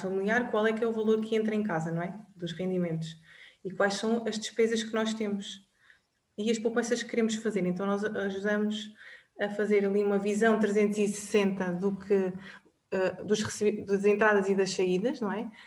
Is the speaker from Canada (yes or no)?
no; Covilhã, Centro, Portugal; moved away as an adult; also born or lived in Lisbon; sou natural da Covilhã, ah, estudei lá até ao último ano da faculdade